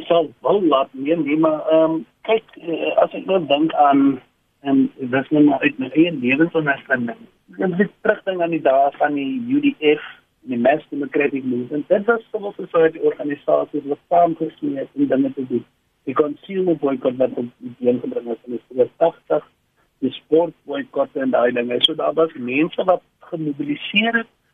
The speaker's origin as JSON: {"language": "Afrikaans", "country": "South Africa", "said": "ons as Suid-Afrikaners"}